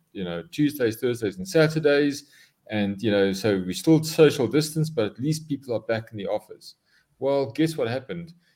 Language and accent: English; South Africa; I am a South African, born and bred in South Africa